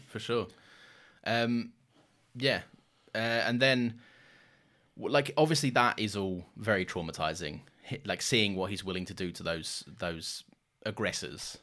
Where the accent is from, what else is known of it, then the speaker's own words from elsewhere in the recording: London, United Kingdom; growing up in London